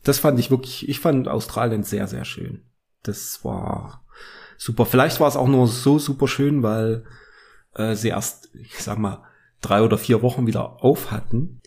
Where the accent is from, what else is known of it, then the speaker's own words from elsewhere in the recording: Germany; wir sind aus Deutschland